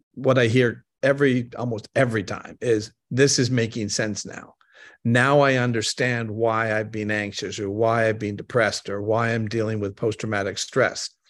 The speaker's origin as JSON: {"language": "English", "country": "Canada", "moved": "yes", "said": "I'm originally from Canada."}